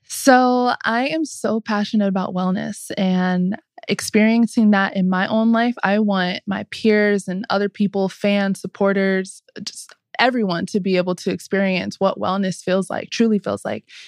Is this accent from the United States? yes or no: yes; Southern California, United States; moved away as an adult; also born or lived in Atlanta; growing up in Southern California